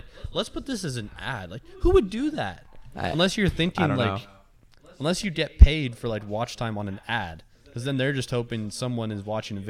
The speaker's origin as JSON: {"language": "English", "region": "Colorado", "country": "United States", "said": "obviously I'm from Colorado"}